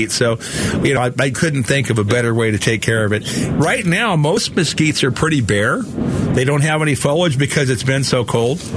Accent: Phoenix, Arizona, United States; we're Phoenicians, or or at least people from the desert here, whether we're from Scottsdale or Phoenix or Covert.

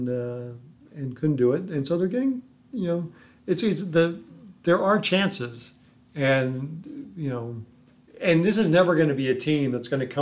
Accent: Los Angeles, California, United States; now in St. Louis, United States; as a kid growing up in Los Angeles

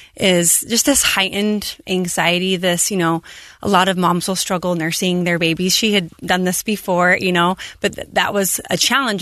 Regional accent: Moroni, Utah, United States; Abby and I both growing up in Stampede. I grew up in Moroni.

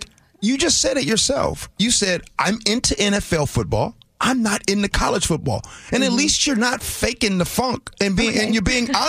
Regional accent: Chicago, Illinois, United States; now in Seattle, United States; I'm from Chicago, Illinois

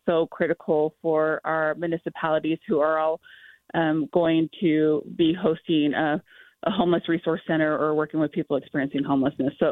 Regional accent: Tooele, Utah, United States; As growing up as a child, I grew up in Tooele, Utah

